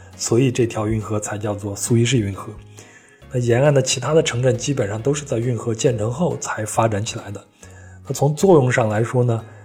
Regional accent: China; 我们中国人

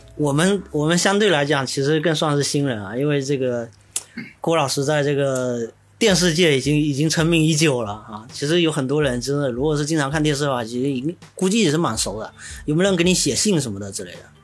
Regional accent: Xiamen, Fujian, China; 我们厦门人口体量也就那么几百万

